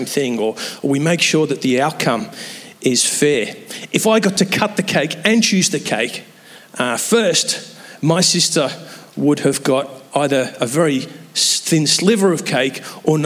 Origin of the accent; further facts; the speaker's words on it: England, United Kingdom; moved away; I'm an Englishman